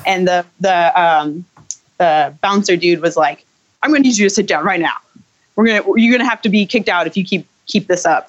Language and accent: English; St. Louis, Missouri, United States; I was born in St. Louis